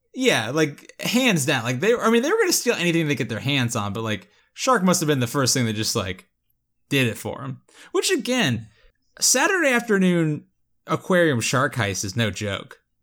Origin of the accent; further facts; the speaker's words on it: Florida, United States; I am from Florida